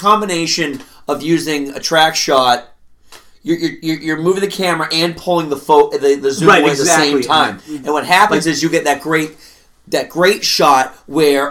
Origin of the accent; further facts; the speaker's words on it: Northeast, United States; We're from the Northeast.